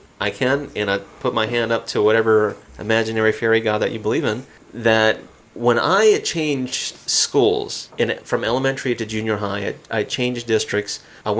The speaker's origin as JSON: {"language": "English", "region": "Southeast", "country": "United States", "moved": "yes", "lives_now": "Missoula, United States", "said": "Considering that I'm from the southeast and you're where I'm at now here in Montana."}